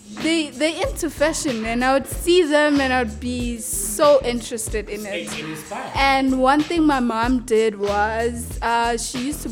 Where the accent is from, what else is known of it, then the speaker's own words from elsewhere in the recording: Tembisa, Gauteng, South Africa; I was born and raised in Tembisa.